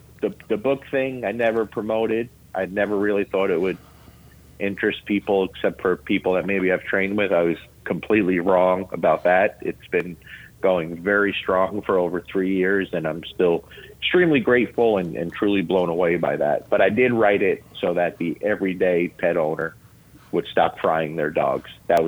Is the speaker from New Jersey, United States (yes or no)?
yes; Lodi, New Jersey, United States; accent: Jersey accent; now in Kentucky, United States; I'm born and raised in Lodi, New Jersey, okay? Bergen County, New Jersey. People down here, I've been here 20 years now, over 20 years in Kentucky. People down here still think I have a Jersey accent.